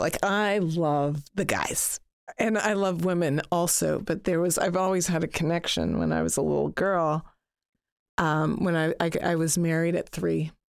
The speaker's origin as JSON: {"language": "English", "town": "Toronto", "region": "Ontario", "country": "Canada", "tie": "born or raised there", "said": "when I was growing up in Toronto, and I grew up in a predominantly white neighborhood"}